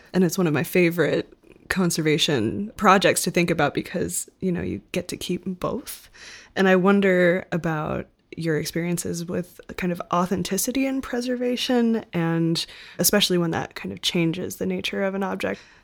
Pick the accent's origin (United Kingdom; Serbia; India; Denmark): Denmark; I was born in Denmark